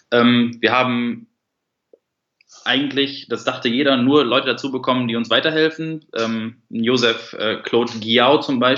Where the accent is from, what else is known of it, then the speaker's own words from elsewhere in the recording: Duisburg, North Rhine-Westphalia, Germany; born there; Ja, wie gesagt, äh … Ich bin gebürtiger Duisburger.